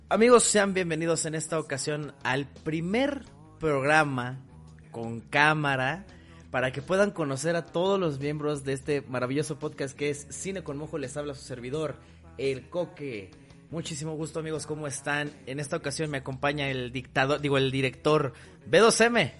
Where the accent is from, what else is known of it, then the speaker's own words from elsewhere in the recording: Mexico; yo soy un buen mexicano